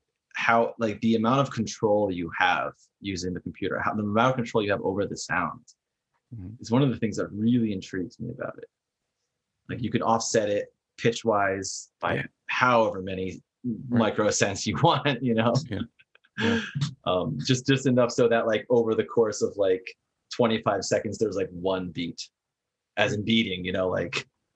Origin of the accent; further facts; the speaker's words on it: New Jersey, United States; No, I'm from New Jersey. I don't even know if that's New Jersey accent, honestly.